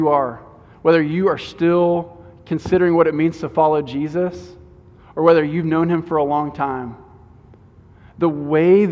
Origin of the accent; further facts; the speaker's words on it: Houston, Texas, United States; as an American, as a Houstonian